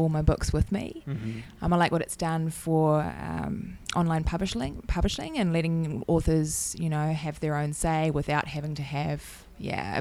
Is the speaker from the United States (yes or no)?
no; New Zealand; I'm from New Zealand